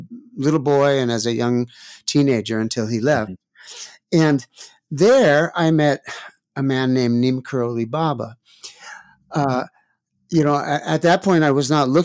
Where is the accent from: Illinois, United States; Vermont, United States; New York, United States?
New York, United States; New York City; I grew up in New York City